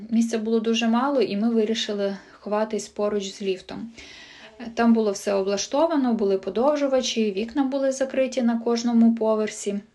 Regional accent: Chernihiv, Chernihiv Oblast, Ukraine; now in Kyiv, Ukraine; Живу та працюю в Києві. 24 лютого е, в мене на роботі мав бути вихідний. Я вирішила поїхати до мами. Сама я родом з Чернігова.

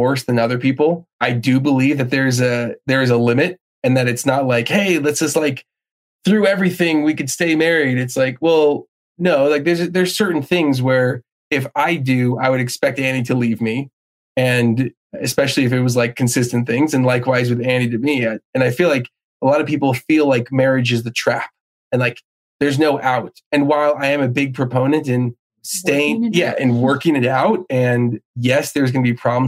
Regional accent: New Jersey, United States; I grew up in New Jersey

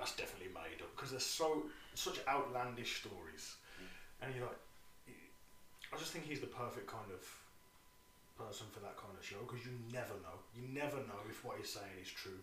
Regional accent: United Kingdom; I'm British and that's what we

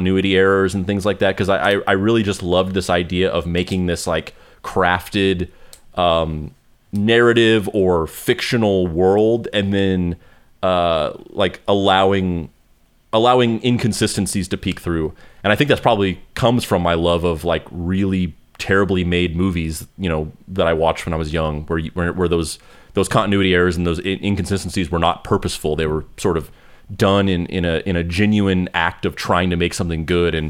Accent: Roswell, New Mexico, United States; I'm from Roswell, New Mexico.

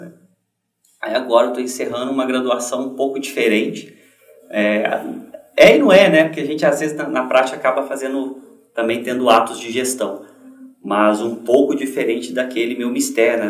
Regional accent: Juiz de Fora, Minas Gerais, Brazil; moved away as an adult; also born or lived in Paraná; lá na minha cidade de Juiz de Fora

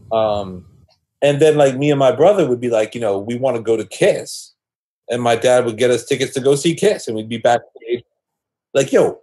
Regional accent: New York City, New York, United States; moved away as an adult; also born or lived in Boston; I grew up in in New York City. Um, I was a teenager in the '80s

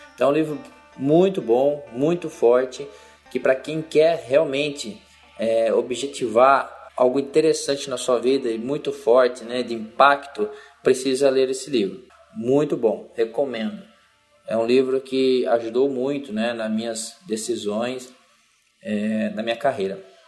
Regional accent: interior of São Paulo, Brazil; Sou do interior de São Paulo

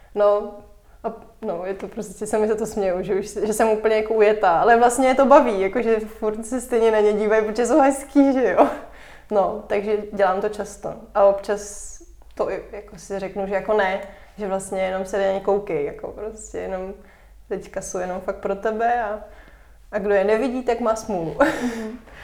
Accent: Moravia, Czechia; jsem vlastně jako z Moravy

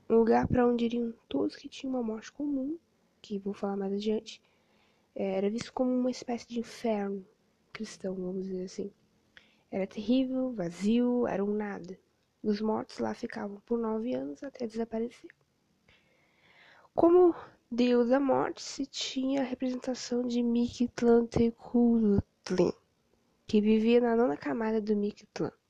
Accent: Rio Grande, Rio Grande do Sul, Brazil; graduando em História pela FURG e formando em Educação Física pela Anguera. Sou natural de Rio Grande

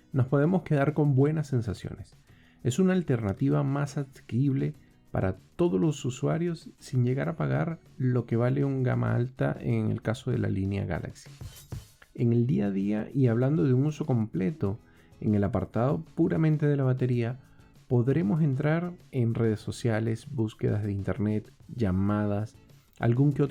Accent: Venezuela; Soy venezolano y he tenido la oportunidad de vivir en varios países.

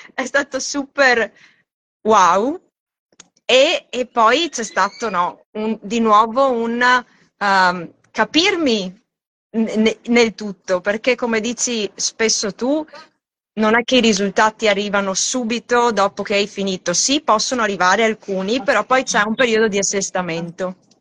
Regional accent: Italy; moved away as an adult; now in Australia; nata e cresciuta in Italia

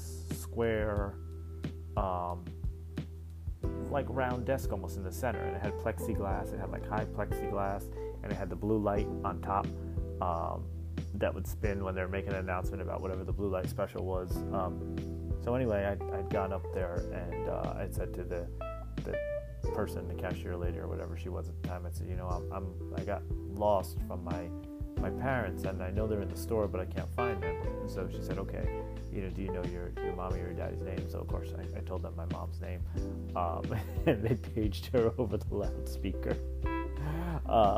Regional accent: Garfield, New Jersey, United States; We had a Kmart in Lodi, New Jersey, which was the town right next to where I grew up in Garfield.

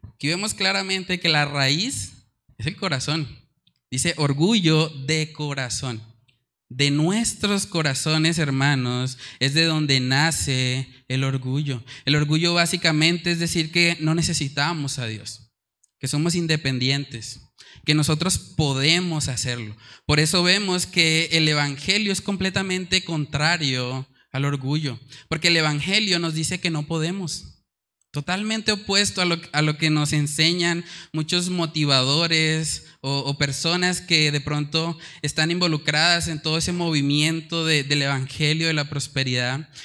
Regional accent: Colombia; nuestra cultura colombiana

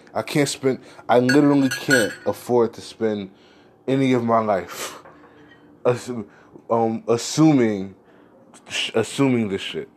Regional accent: United States; I'm American.

